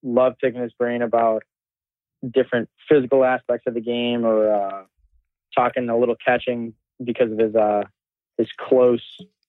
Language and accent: English; New York, United States; I'm from New York.